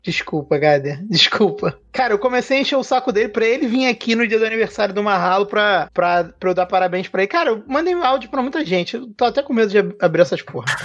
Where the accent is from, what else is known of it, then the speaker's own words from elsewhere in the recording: Rio de Janeiro, Brazil; accent: carioca; O meu jeito de falar fica mais carioca